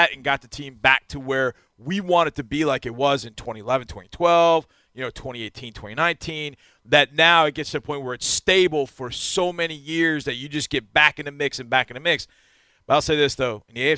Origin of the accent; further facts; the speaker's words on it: Texas, United States; feeling great pride in being the Texans' head coach as a Texan